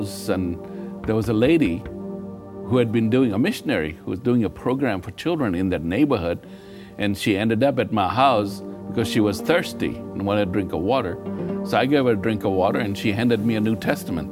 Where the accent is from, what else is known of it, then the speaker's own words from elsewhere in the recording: Kenya; I was born in Kenya, Africa, of Hindu parents